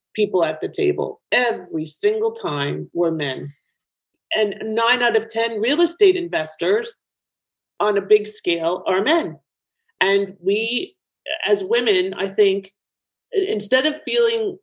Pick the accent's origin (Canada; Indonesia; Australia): Canada; Toronto, Ontario; now in Boca Raton, United States; in Toronto, which is my hometown